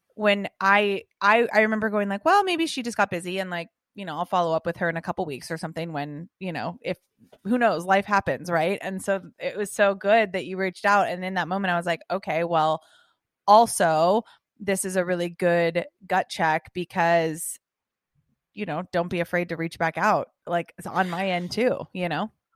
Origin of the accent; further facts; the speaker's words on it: Los Angeles, California, United States; also born or lived in England / San Diego; I was born and raised in Los Angeles, California